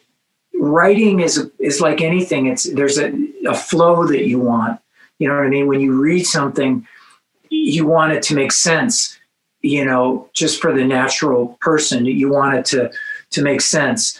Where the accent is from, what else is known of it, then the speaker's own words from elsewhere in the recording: Los Angeles, California, United States; where I grew up in Los Angeles